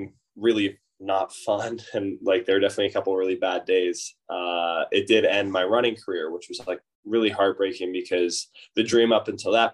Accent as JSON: {"language": "English", "town": "Oakland", "region": "California", "country": "United States", "tie": "born or raised there", "said": "I grew up in the Bay Area in Oakland"}